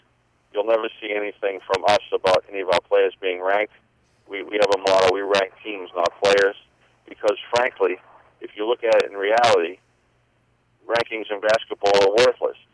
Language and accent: English; Boston, Massachusetts, United States; I had a guy who was kind of adopted by my family growing up in Boston